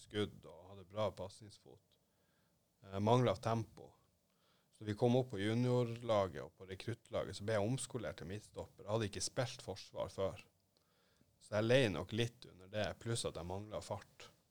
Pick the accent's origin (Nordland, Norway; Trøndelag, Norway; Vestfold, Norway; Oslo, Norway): Nordland, Norway; Narvik; hjemme i Narvik